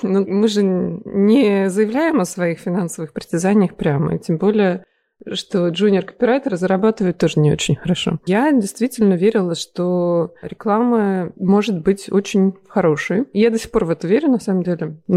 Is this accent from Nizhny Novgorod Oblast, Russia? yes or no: no; Tula, Tula Oblast, Russia; also born or lived in Moscow / Milan; now in London, United Kingdom; Да, я из Тулы.